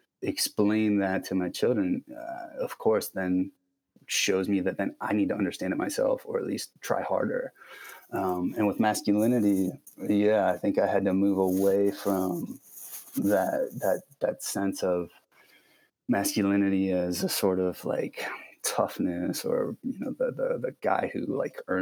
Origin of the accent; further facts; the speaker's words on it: Akron, Ohio, United States; I grew up in Ohio, Midwestern, sort of middle of nowhere, not middle of nowhere, but like suburban Akron, Ohio